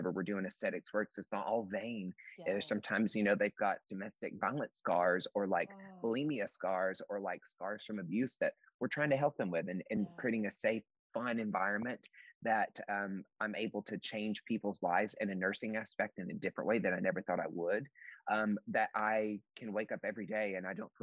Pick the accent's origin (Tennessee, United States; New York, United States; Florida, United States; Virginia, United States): Tennessee, United States; East; now in Seattle, United States; I grew up in East Tennessee and in the mountains